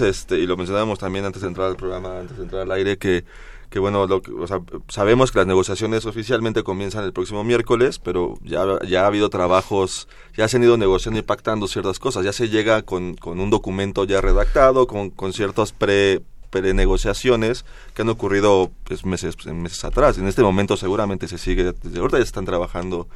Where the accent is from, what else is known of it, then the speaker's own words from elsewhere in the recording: Mexico; como sociedad, como mexicanos